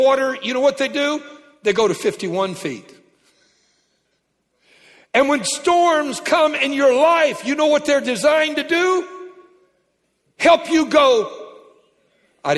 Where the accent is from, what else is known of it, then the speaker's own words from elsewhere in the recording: Louisiana, United States; I'm from Louisiana